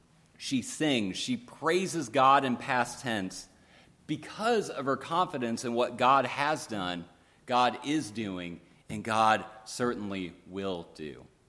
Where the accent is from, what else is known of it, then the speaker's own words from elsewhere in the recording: Lansing, Michigan, United States; my hometown, Lansing, Michigan.